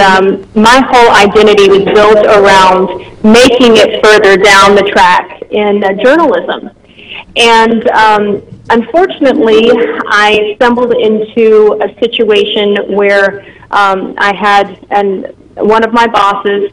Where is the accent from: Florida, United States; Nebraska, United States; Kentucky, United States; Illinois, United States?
Kentucky, United States; northern; moved away as an adult; I ended up going back home to my hometown in Kentucky, a little city in northern Kentucky